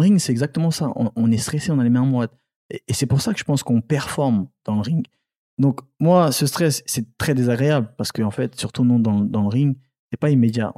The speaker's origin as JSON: {"language": "French", "town": "Angoulême", "region": "Nouvelle-Aquitaine", "country": "France", "tie": "born or raised there", "also_born_or_lived": "Cameroon / Paris", "said": "c'est là où j'ai grandi à Angoulême, noir de, la période collège, lycée, etc. J'ai grandi à Angoulême"}